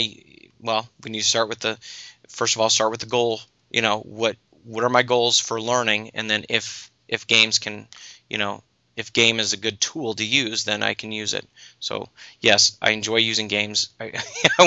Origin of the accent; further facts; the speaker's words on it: United States; I'm an American